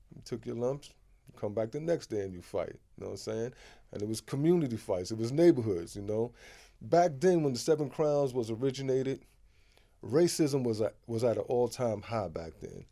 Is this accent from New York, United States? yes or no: yes; New York City, New York, United States; also born or lived in Harlem; all of my life has been in Queens.